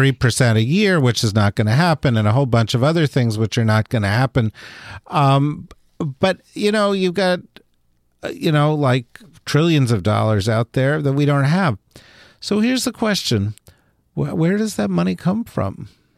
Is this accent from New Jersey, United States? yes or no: yes; New Jersey, United States; So, Corey, I'm from New Jersey.